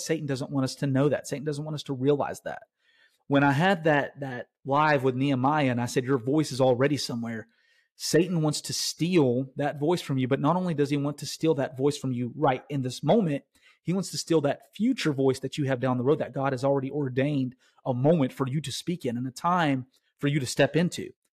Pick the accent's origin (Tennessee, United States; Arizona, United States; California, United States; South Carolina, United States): Tennessee, United States; I'm from Tennessee